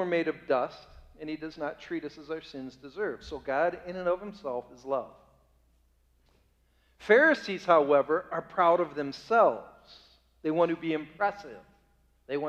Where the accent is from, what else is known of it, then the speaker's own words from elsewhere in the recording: Bay Village, Ohio, United States; The town I grew up in Bay Village, Ohio